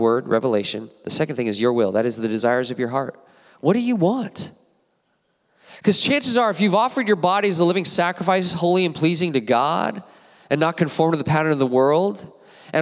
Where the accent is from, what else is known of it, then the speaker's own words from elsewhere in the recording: Apple Valley, California, United States; I went to Apple Valley High School myself, High Desert